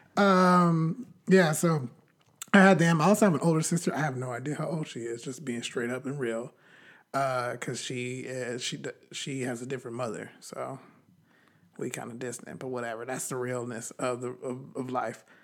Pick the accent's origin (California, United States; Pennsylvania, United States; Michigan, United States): California, United States; Bakersfield; also born or lived in Riverside, California; I grew up in Bakersfield, California.